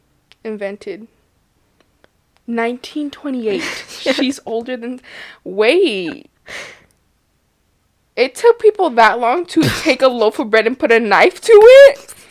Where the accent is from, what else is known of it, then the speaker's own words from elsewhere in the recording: United States; Well, so listen, we're American